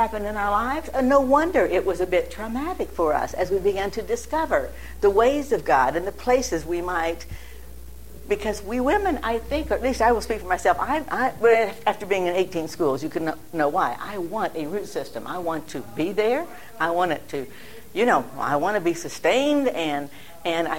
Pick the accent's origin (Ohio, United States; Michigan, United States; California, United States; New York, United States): Ohio, United States; Massillon; moved away; also born or lived in New Philadelphia, Ohio / Dayton, Ohio; When I began to totter around and right here in Ohio, and I was born in Massillon